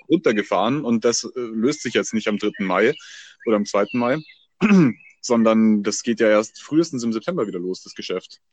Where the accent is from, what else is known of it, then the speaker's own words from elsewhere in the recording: Bavaria, Germany; bei uns in Bayern